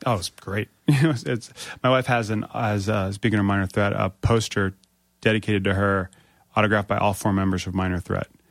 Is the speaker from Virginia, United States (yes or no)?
yes; Springfield, Virginia, United States; I grew up in Northern Virginia